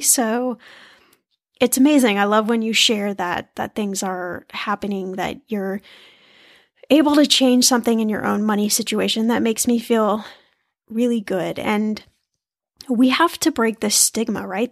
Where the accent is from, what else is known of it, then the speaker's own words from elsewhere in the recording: United States; being American